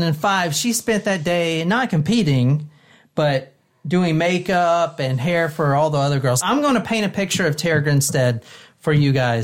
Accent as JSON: {"language": "English", "town": "Gilbert", "country": "United States", "tie": "born or raised there", "said": "where I grew up in Gilbert"}